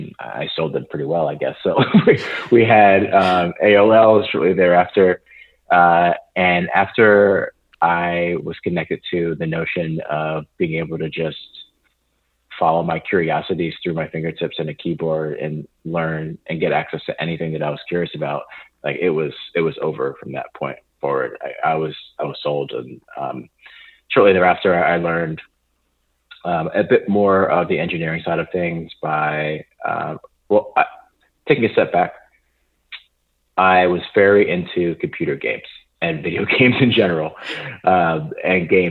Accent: Flemington, New Jersey, United States; I grew up on the East Coast in New Jersey. I'm in a town about an hour north of Philadelphia, an hour 20 minutes southwest of New York City, called Flemington.

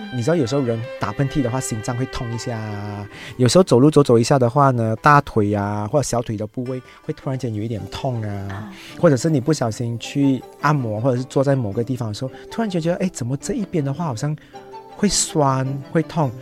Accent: Malaysia; 我们马来西亚人

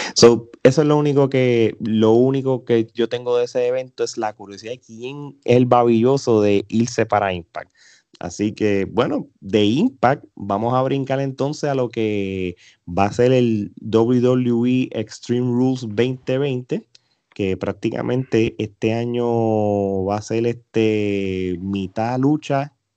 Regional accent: Puerto Rico; los boricuas

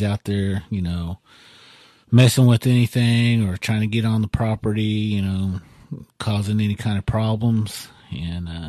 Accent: Okmulgee, Oklahoma, United States; now in Tulsa, United States; I'm from Okmulgee

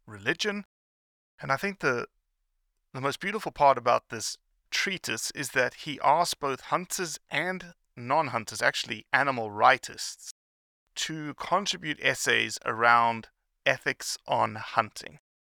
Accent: South Africa; moved away; I grew up in South Africa

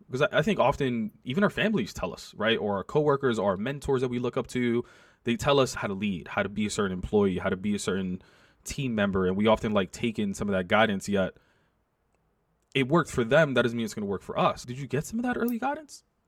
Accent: New York, United States; also born or lived in South Bronx; I went to high school in the South Bronx, but I grew up on the Upper West Side

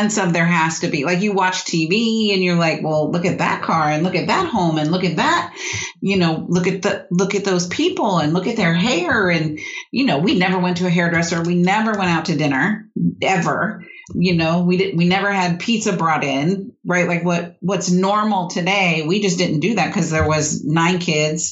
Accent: San Diego, California, United States; I grew up in California, mm-hmm. in San Diego

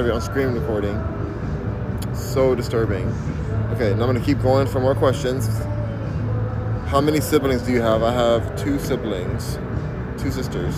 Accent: Los Angeles, California, United States; I'm from Los Angeles, California

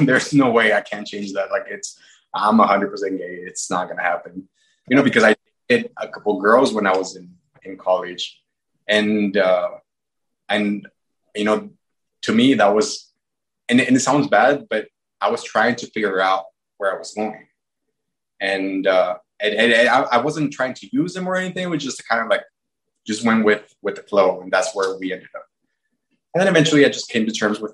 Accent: Mexico; growing up in Mexico

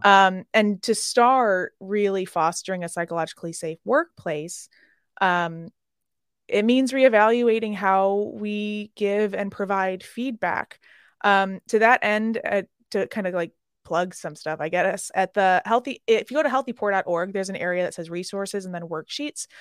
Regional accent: Chicago, Illinois, United States; I'm from Chicago

